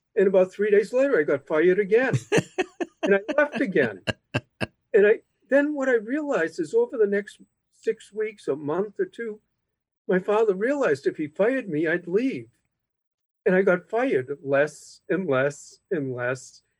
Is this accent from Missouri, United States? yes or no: no; Boston, Massachusetts, United States; when I was growing up, my father insisted that I came in after school from Dorchester uh, when I was even in elementary school. And then uh, when I went to Boston Latin School